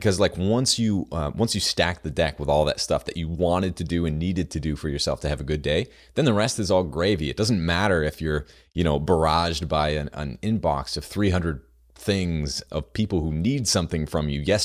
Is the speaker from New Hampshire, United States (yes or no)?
yes; New Hampshire, United States; I'm from New Hampshire